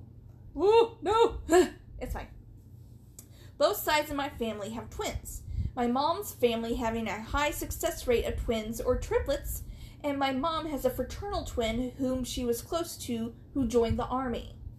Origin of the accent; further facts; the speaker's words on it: Canada; I'm from Canada.